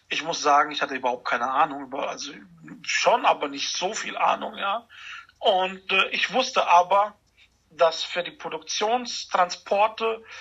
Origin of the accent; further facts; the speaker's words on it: Germany; Und da habe ich gesagt, ich komme aus Deutschland und dann fing er an, Deutsch mit mir zu reden.